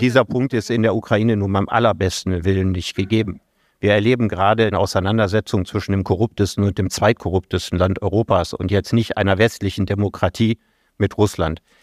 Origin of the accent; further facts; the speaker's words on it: Solingen, North Rhine-Westphalia, Germany; meine Heimatstadt Solingen